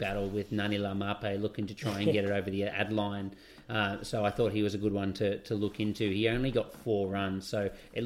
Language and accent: English; Australia; As an Australian